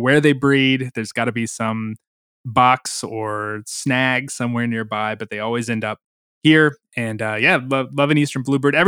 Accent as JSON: {"language": "English", "region": "Missouri", "country": "United States", "tie": "born or raised there", "moved": "yes", "lives_now": "North Carolina, United States", "said": "Missouri. I grew up in Missouri."}